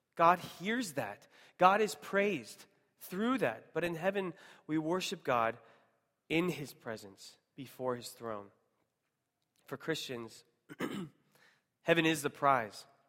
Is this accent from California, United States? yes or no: no; Seattle, Washington, United States; moved away; I'm originally from Seattle